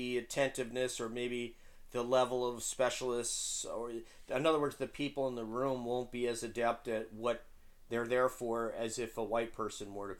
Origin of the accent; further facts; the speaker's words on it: Peekskill, New York, United States; where I come from, Peekskill, is called upstate